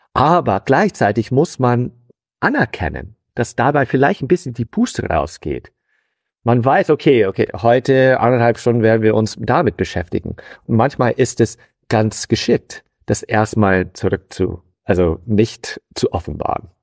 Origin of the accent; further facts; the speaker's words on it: United States; German is a second language; moved away as an adult; also born or lived in Hannover, Germany; now in Dortmund, Germany; Ich bin gebürtiger Amerikaner